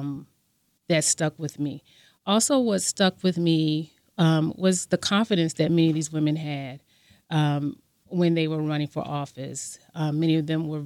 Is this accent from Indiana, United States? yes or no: no; Savannah, Georgia, United States; as a young person growing up in Savannah, Georgia